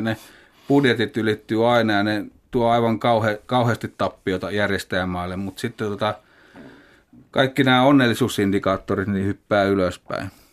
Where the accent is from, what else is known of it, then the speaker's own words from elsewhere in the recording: Kokkola, Central Ostrobothnia, Finland; Kasvoin Kokkolassa